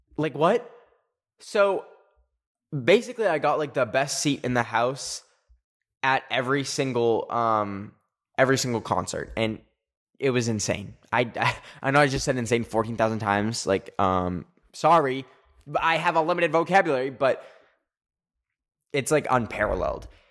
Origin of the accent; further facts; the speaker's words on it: Canada; I'm Canadian.